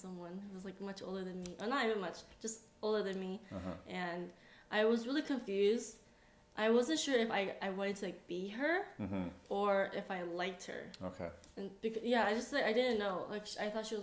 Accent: United States; moved away as an adult; now in South Korea; growing up Asian American in the States

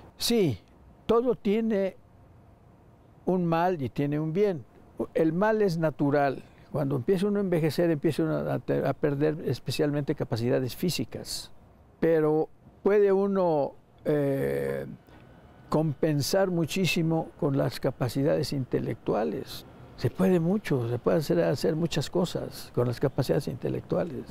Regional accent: Mexico; soy mexicano

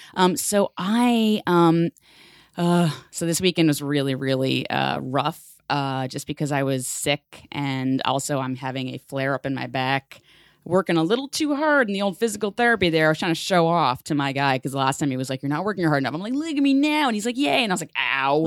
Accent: New York City, New York, United States; growing up in the Bronx in New York City public school

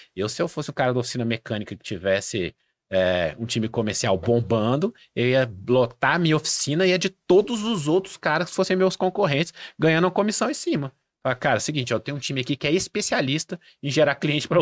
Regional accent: Brazil; eu sou brasileiro, não sou um falante nativo de espanhol

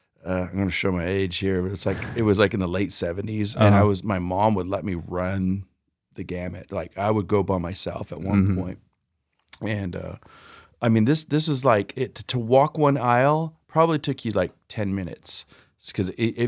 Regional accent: San Jose, California, United States; I grew up in San Jose, California, so that's Central Cali

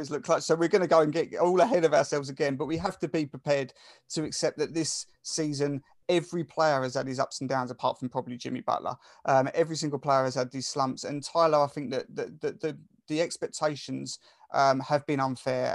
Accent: Essex, East of England, United Kingdom; accent: Essex; I'm from Essex, and Essex is probably one of the top three, I would say, worst accents in the country

